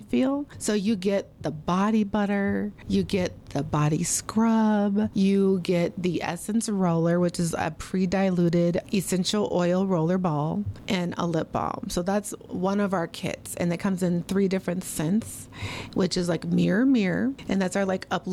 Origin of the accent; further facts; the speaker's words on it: Minneapolis, Minnesota, United States; I am born and raised in Minneapolis, Minnesota